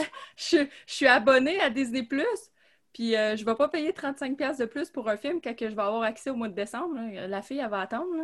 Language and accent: French; Gatineau, Quebec, Canada; je viens de Gatineau. Je suis née à Hull